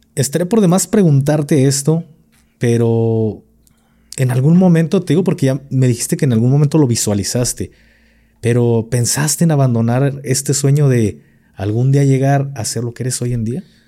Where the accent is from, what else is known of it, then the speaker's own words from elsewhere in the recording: Jalisco, Mexico; soy de Jalisco